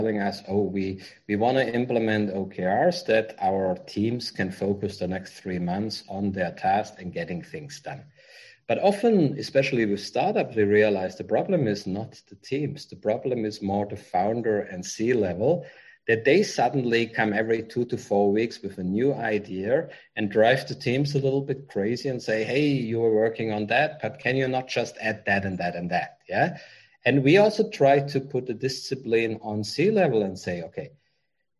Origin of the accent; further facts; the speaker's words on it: Germany; moved away as an adult; now in Vietnam; I'm from Germany